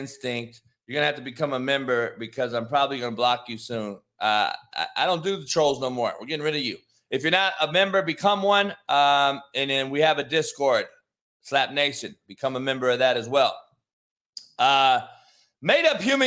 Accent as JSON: {"language": "English", "region": "California", "country": "United States", "tie": "born or raised there", "said": "I got to talk about my home state."}